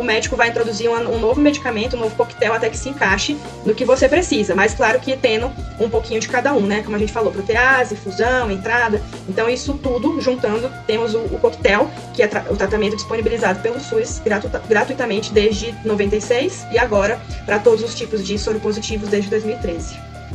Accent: Northeast Region, Brazil; Eu que venho do Nordeste

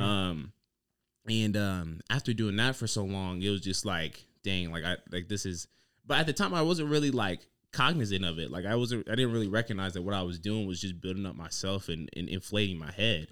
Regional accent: Dayton, Ohio, United States; I'm from Dayton, Ohio.

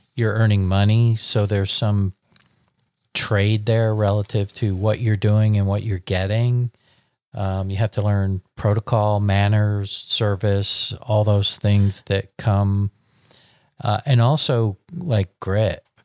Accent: New York, United States; moved away as an adult; now in Dallas, United States; I'm a born and bred New York, twenty, when I was twenty-five, I moved to Dallas

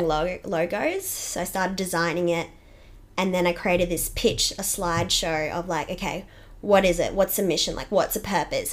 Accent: Toowoomba, Queensland, Australia; I grew up in Toowoomba, which is great

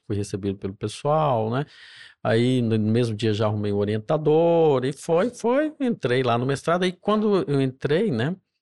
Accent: Juiz de Fora, Minas Gerais, Brazil; accent: mineiro; moved away as an adult; also born or lived in Cataguases; now in São Paulo, Brazil; do interior de Minas Gerais, né? uma cidade chamada Cataguás

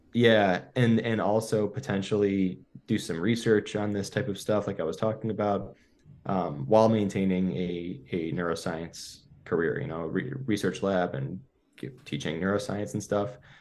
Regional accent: Buffalo, New York, United States; I grew up in Buffalo, New York, and it's called the City of Good Neighbors

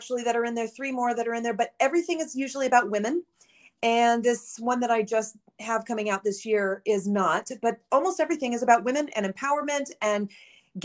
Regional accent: Southern California, United States; moved away; I'm from California originally, Southern California.

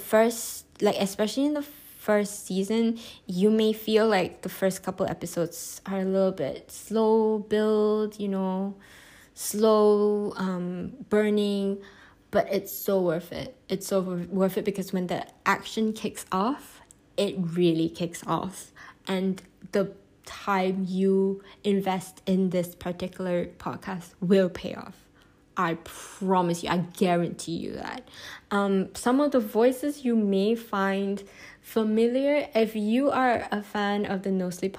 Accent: Malaysia; as a Malaysian Chinese

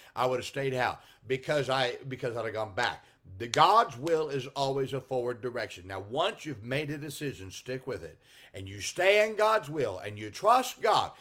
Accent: Salinas, California, United States; moved away; I grew up in Salinas, California

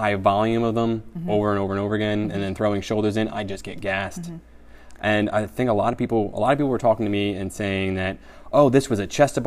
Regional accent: New Jersey, United States; now in Cortland, United States; I'm originally from New Jersey

